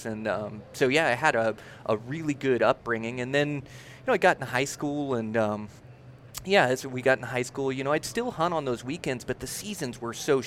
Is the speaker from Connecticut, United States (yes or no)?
no; near Olympia, Washington, United States; now in Montana, United States; I was born little town just near Olympia, Washington. So Pacific Northwest